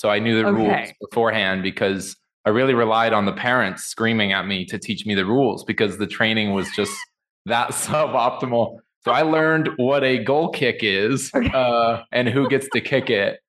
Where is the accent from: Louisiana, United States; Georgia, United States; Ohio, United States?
Ohio, United States; Columbus; moved away as an adult; also born or lived in Cincinnati, Ohio; now in Atlanta, United States; Yeah, so I was born in Cincinnati, house fire at age 5, which prompted a move to Columbus, Ohio. So raised in Columbus until probably 20 years old when I moved with my wife after honeymooning in Costa Rica down to Atlanta here in 2016.